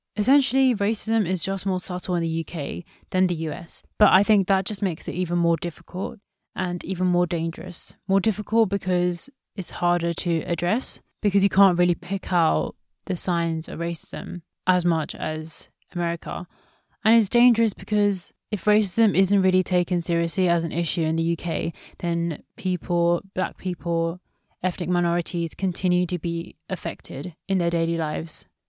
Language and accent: English; India; since I'm from India